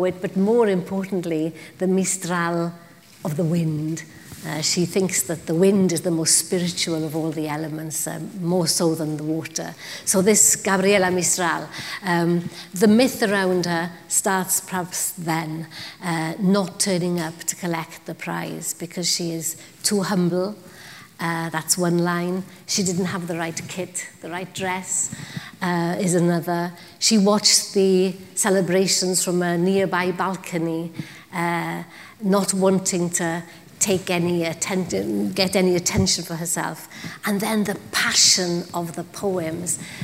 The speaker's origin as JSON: {"language": "English", "region": "Wales", "country": "United Kingdom", "first_language": "Welsh", "second_language": "English", "said": "I write in Welsh. That's my first language, the language of my thoughts"}